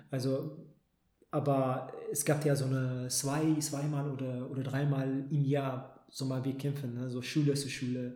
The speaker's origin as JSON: {"language": "German", "country": "Ethiopia", "moved": "yes", "lives_now": "Germany", "said": "in meiner Heimat"}